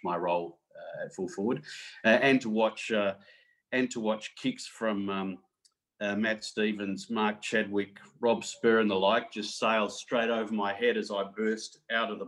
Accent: Adelaide, South Australia, Australia; moved away as an adult; now in Jakarta, Indonesia; someone who'd grown up bowling a straight barrel kookaburra on dry decks in Adelaide

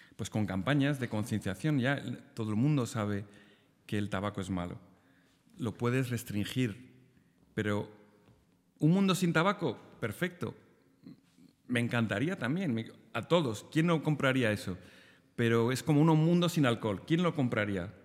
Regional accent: Spain; en Argentina todos los españoles somos gallegos

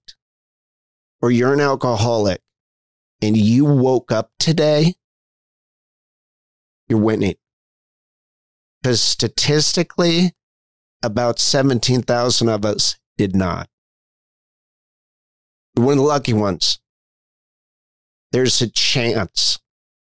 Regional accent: Bethesda, Maryland, United States; I was born in Bethesda, Maryland.

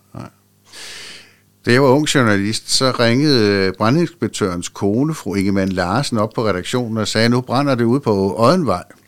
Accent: Nykøbing Sjælland, Zealand, Denmark; moved away; i Nykøbing Sjælland, hvor jeg voksede op

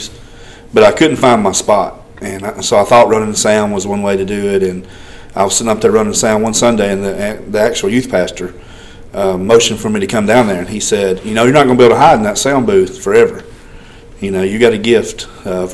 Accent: Double Springs, Alabama, United States; now in Haleyville, United States; growing up in Double Springs

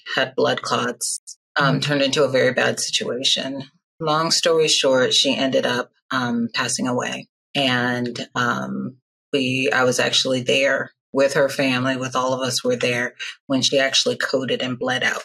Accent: Nigeria; I'm Nigerian

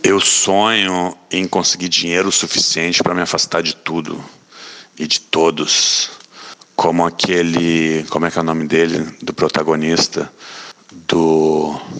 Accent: Rio Grande do Sul, Brazil; moved away as an adult; now in Rio de Janeiro, Brazil; nasci no Rio Grande do Sul e moro no Rio de Janeiro desde 99.

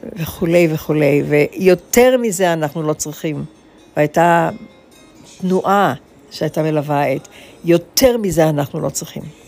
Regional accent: Israel; first language Hebrew; moved away

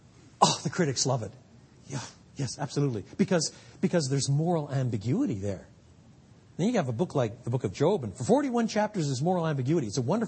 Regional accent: Quebec, Canada; I grew up in French Canada, where in many parts of the country at the time, now it's very different, it's very secular, the highest abortion rate in North America.

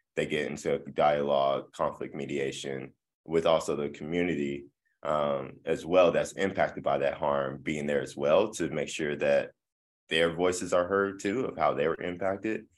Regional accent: Midland, Texas, United States; moved away as an adult; now in Tulsa, United States; I am originally from West Texas, uh, Midland, Texas

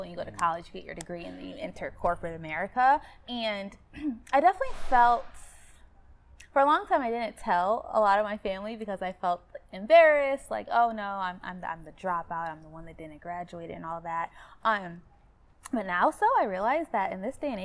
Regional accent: Michigan, United States; I am from Michigan, Midwest

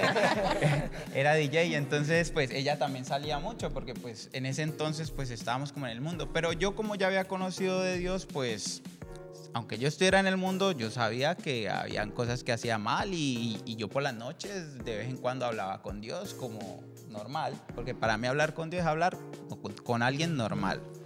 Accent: Colombia; soy de Colombia

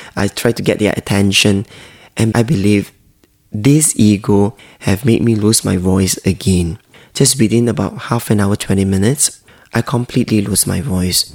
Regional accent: Malaysia; I'm Chinese from Malaysia

